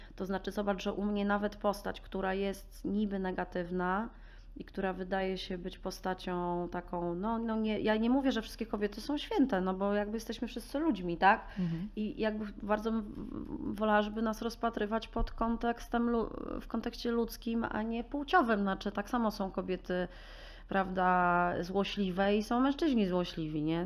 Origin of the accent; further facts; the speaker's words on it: Warsaw, Masovian Voivodeship, Poland; Ja jestem urodzoną taką warszawianką z dziada Preda. Kocham Warszawę, kocham swoje miasto